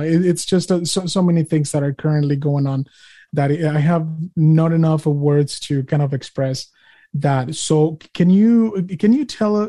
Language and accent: English; Utah, United States; I'm a Utah and I'm an American